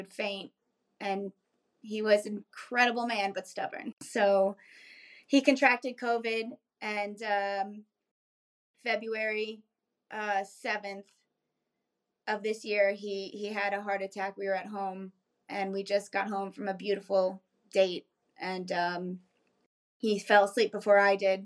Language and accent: English; South Florida near Miami, United States; moved away as an adult; also born or lived in New York / Bronx / Key West, Florida; now in Raleigh, United States; we grew up in South Florida near Miami